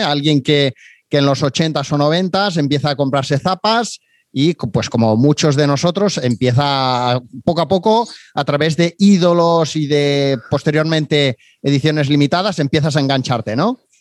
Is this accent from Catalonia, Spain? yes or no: yes; Barcelona, Catalonia, Spain; Siendo de aquí, ¿no? De pues, Barcelona yo.